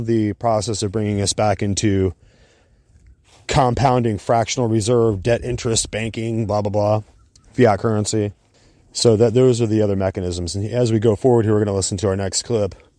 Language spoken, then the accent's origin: English; United States; we as an American people